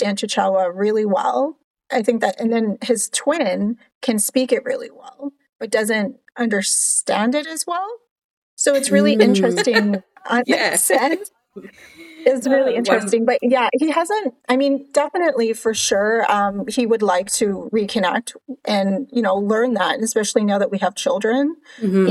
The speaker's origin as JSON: {"language": "English", "area": "Cape Breton", "region": "Nova Scotia", "country": "Canada", "tie": "born or raised there", "also_born_or_lived": "Halifax, Canada / Edmonton, Canada / Grand Prairie, Canada", "moved": "as an adult", "lives_now": "Texas, United States", "said": "I grew up in Cape Breton"}